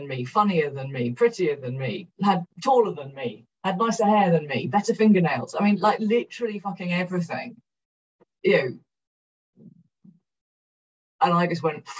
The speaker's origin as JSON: {"language": "English", "town": "Cardiff", "region": "Wales", "country": "United Kingdom", "tie": "born or raised there", "moved": "as an adult", "said": "I'm from South Wales"}